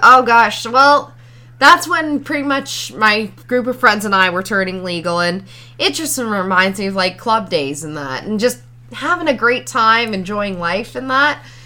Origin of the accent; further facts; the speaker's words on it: Ontario, Canada; I was from Ontario